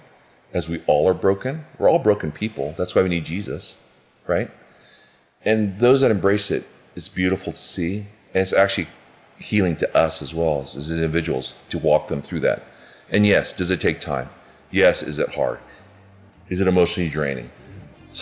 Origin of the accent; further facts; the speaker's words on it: United States; I'm Asian American